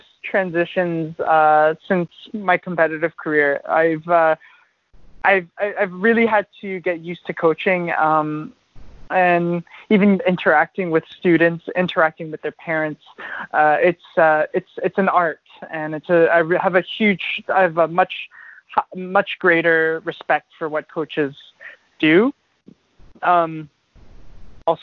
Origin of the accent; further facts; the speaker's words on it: Toronto, Ontario, Canada; moved away as an adult; also born or lived in Ottawa; now in Vancouver, Canada; I'm originally obviously from Ontario. I'm born in Ottawa and grew up in Toronto